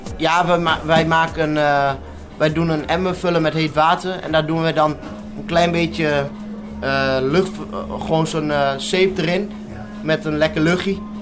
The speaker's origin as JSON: {"language": "Dutch", "town": "Wierden", "region": "Overijssel", "country": "Netherlands", "tie": "born or raised there", "also_born_or_lived": "Bathmen / Almelo", "said": "Ik, eh, ik ben in Badme geboren en dat was toen ik een jaar, twee jaar, toen ben ik daar weggegaan. En eh, toen zijn we verhuisd naar Wieren."}